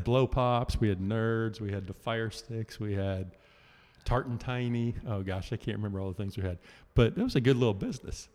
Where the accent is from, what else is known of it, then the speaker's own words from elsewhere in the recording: Houston, Texas, United States; growing up in Houston, a lot of pine trees